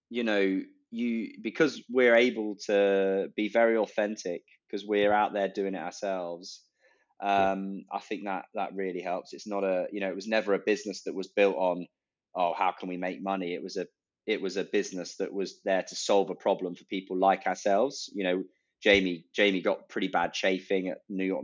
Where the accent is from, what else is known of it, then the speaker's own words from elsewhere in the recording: Leicestershire, East Midlands, United Kingdom; I'm from Leicestershire, and it was the centre of hosiery